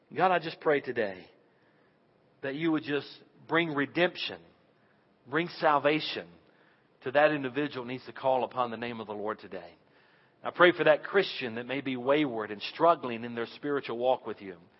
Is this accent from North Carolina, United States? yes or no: yes; Western North Carolina, United States; I'm from Western North Carolina